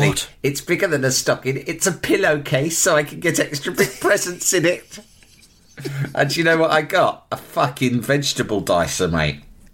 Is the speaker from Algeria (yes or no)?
yes; Algeria; English is a second language; moved away; I grew up in Algeria. No Dick Turpin there. No, we don't have program like that.